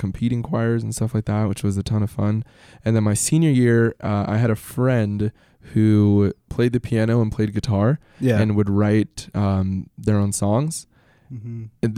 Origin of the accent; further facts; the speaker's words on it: Salt Lake City, Utah, United States; my sister and I were born here in the States